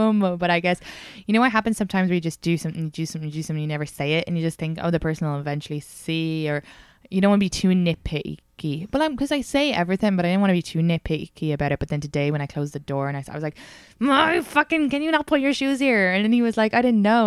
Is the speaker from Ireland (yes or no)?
yes; Ireland; moved away; because I'm Irish